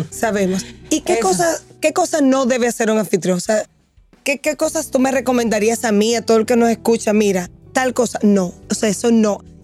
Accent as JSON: {"language": "Spanish", "country": "Dominican Republic", "said": "has dicho algo que para mí, como dominicana, de verdad, yo pienso que nos cuesta un poquito, que es el ser organizado y planificar."}